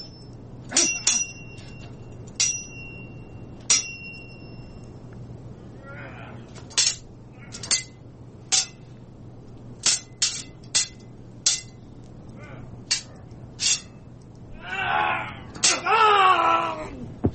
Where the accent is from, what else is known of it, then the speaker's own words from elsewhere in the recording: the South, United States; I'm from the South